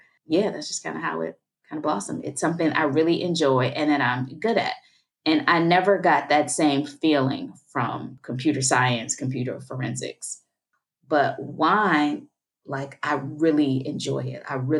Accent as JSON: {"language": "English", "town": "Chicago", "region": "Illinois", "country": "United States", "moved": "as an adult", "lives_now": "Paris, France", "said": "Yes, I was born in Chicago. So I'm from Chicago, Illinois, the South Side."}